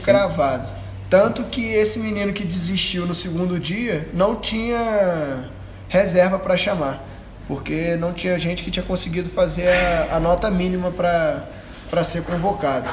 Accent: Rio de Janeiro, Brazil; moved away as an adult; now in Anápolis, Brazil; como um bom carioca

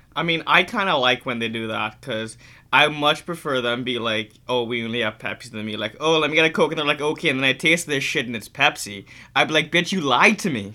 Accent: Trinidad & Tobago; growing up in Trinidad

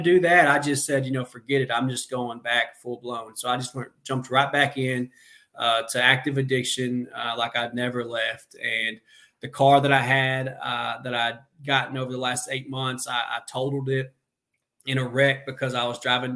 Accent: Benton, Arkansas, United States; also born or lived in Conway, Arkansas; I'm in Benton, my hometown

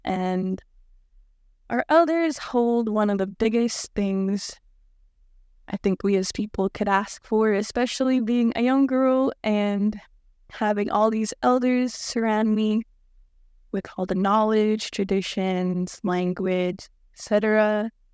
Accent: Hooper Bay, Alaska, United States; I'm from Hooper Bay, and I was raised by a community and an elder, and let me just take you with me to my hometown called Hooper Bay

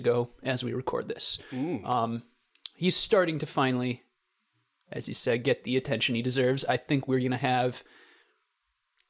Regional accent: South Dakota, United States; I'm from South Dakota.

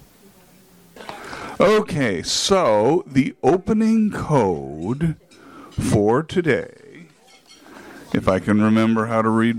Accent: Pennsylvania, United States; I'm from Pennsylvania

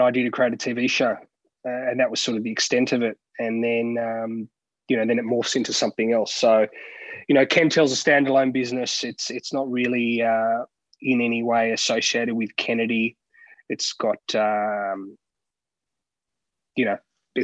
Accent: Sydney, New South Wales, Australia; moved away as an adult; now in Melbourne, Australia; I grew up in Sydney, obviously residing in Melbourne now and been here for over a decade.

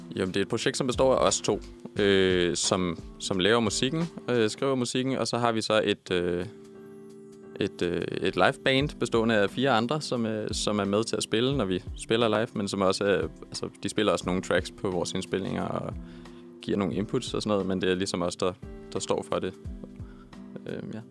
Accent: Copenhagen, Capital Region of Denmark, Denmark; vi er begge to født og opvokset i Københavnsområdet

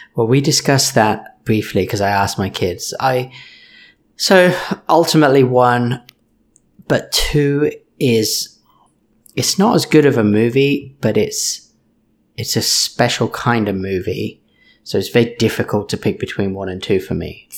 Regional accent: United Kingdom; moved away; I'm British, I mumble

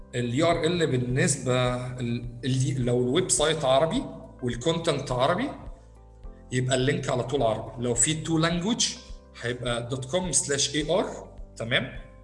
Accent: Egypt; عندنا في مصر

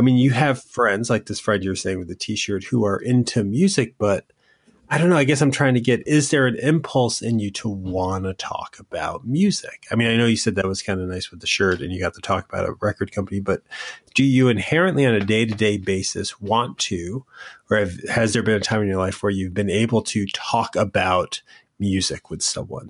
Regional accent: Connecticut, United States; moved away; also born or lived in Boston; I'm from Connecticut

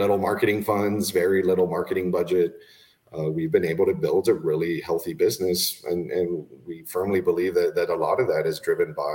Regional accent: Laredo, Texas, United States; also born or lived in Austin, Texas / Spain; I was born in Austin, raised in Laredo, Texas, in South Texas

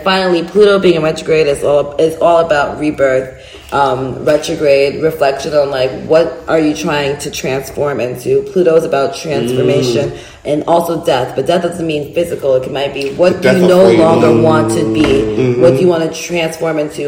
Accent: United States; I'm an American

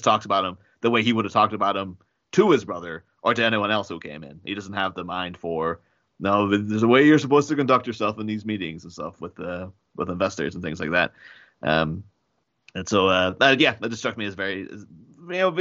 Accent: Ireland; now in England, United Kingdom; I actually do currently live in England, but I come from Ireland.

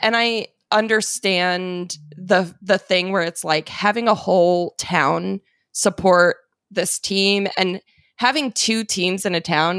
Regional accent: Phoenix, Arizona, United States; now in Los Angeles, United States; I'm from Phoenix and my first team was the Suns.

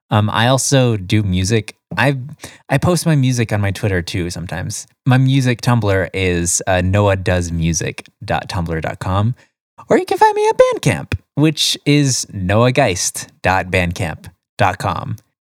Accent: Florida, United States; first language English; I'm from Florida. My family's from Florida

